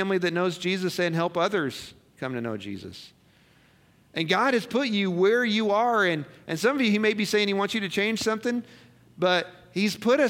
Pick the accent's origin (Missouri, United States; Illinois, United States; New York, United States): Missouri, United States; moved away as an adult; also born or lived in Colorado; I grew up in Missouri. I gave my life to Christ in Missouri. I went to Bible college in Missouri